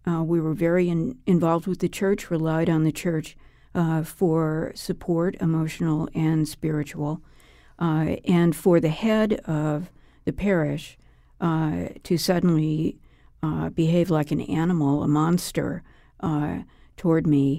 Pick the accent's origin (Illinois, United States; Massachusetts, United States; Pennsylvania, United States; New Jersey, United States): Illinois, United States; Oak Park; Well, I grew up in Oak Park, Illinois, which is part of the Archdiocese of Chicago